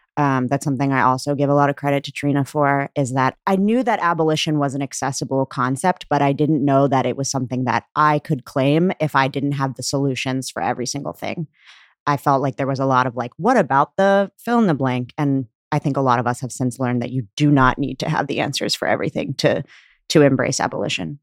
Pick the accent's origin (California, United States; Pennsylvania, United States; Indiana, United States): Pennsylvania, United States; Pittsburgh; moved away as an adult; now in Chicago, United States; I grew up in Pittsburgh, and I'm Pakistani